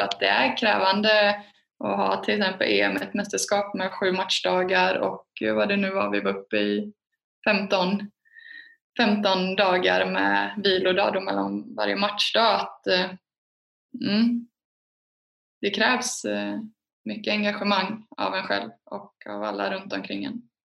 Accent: Alingsås, Västra Götaland, Sweden; jag är från Alingsås. Det är en handbollsstad

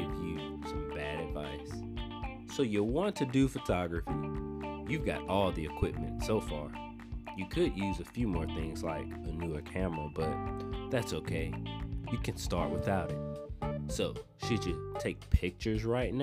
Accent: Natchez, Mississippi, United States; now in Memphis, United States; my hometown of Natchez, Mississippi

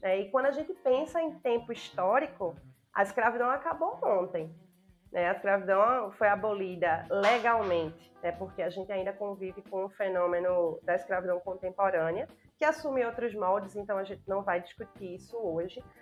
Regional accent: Brazil; E a gente, como brasileiro

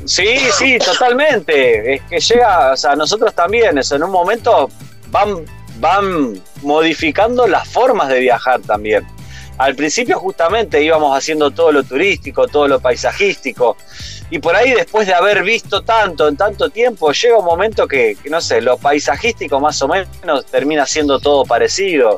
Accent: Rosario, Santa Fe, Argentina; moved away as an adult; nosotros hace ya casi siete años que salimos de Rosario

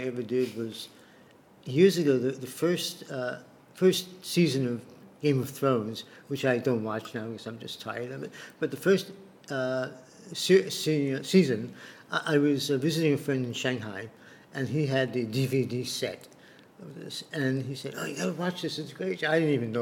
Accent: New York, United States; moved away as an adult; now in Chiang Mai, Thailand; I'm still a New Yorker very much

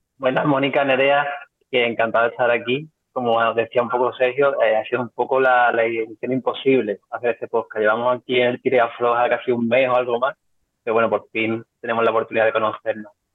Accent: Cádiz, Andalusia, Spain; somos gente de Cádiz

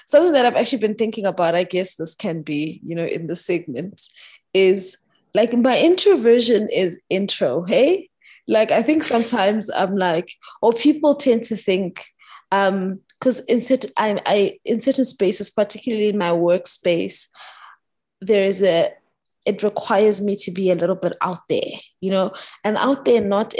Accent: Pretoria, Gauteng, South Africa; moved away as an adult; also born or lived in Johannesburg / Bloemfontein / Sydney; I grew up in Pretoria. Yes, I went to school in Johannesburg. I've lived in different, you know, I lived in Bloem, I lived in Sydney, all those things, and I've come back

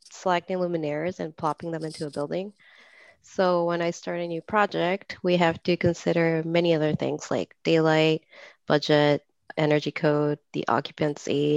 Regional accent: Lima, Peru; moved away as an adult; now in Chicago, United States; I was born and raised in Peru until it was time to go to college, and then I came to the U.S.

